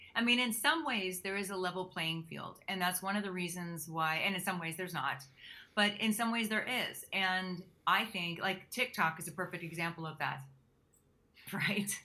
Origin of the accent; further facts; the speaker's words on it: Pittsburgh, Pennsylvania, United States; moved away; also born or lived in New York City; Originally, I'm from Pittsburgh, Pennsylvania, which is very Midwestern.